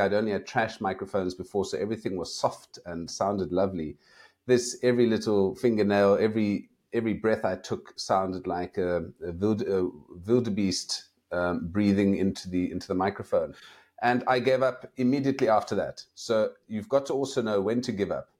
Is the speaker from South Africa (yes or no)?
yes; South Africa; I'm from South Africa